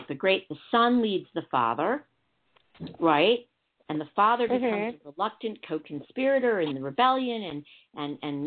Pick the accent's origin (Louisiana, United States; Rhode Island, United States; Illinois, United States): Illinois, United States; Chicago; It's my hometown. That's Chicago.